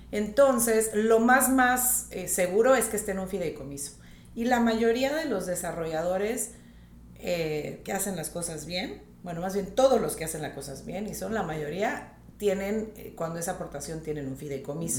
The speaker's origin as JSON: {"language": "Spanish", "town": "Tijuana", "region": "Baja California", "country": "Mexico", "tie": "born or raised there", "also_born_or_lived": "Laredo, Texas / United States", "moved": "as an adult", "lives_now": "Riviera Maya, Mexico", "said": "Yo nací en Laredo, Texas, pero crecí en Tijuana"}